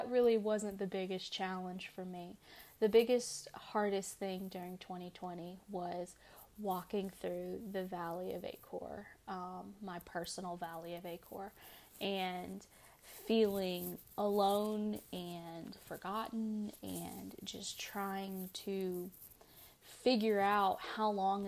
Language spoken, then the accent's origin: English; United States; I'm an American